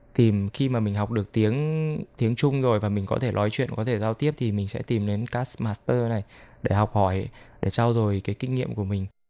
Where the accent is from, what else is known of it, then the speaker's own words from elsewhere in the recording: Vietnam; now in Taiwan; em là người Việt Nam